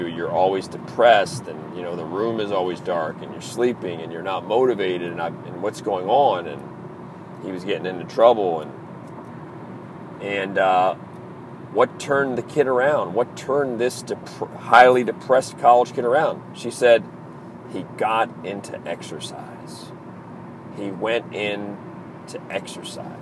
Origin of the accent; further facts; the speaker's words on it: Maryland, United States; accent: East Coast; I'm from the East Coast. I'm from Maryland.